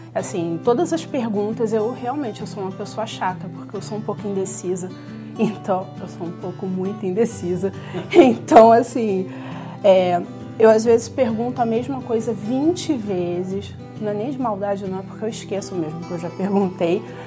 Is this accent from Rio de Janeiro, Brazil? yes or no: yes; Macaé, Rio de Janeiro, Brazil; moved away as an adult; eu sou da cidade de Macaé, no estado do Rio de Janeiro